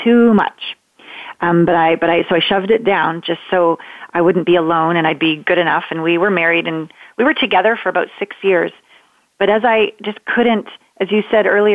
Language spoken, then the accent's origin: English; Canada; moved away as an adult; now in United States; I'm a Canadian, small town Canadian girl. I live in the States now